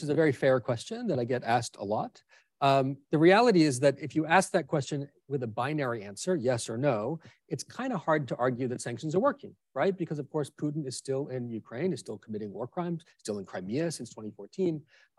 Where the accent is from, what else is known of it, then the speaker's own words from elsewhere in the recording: Sydney, New South Wales, Australia; I'm originally from Sydney, despite my silly accent. I actually am from here